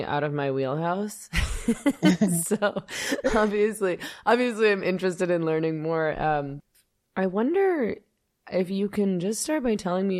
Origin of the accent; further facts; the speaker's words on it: Canada; As a lifelong feminist and leftist, born and raised in Canada